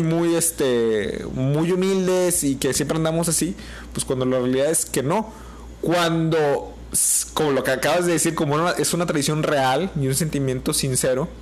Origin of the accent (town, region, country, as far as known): Mexico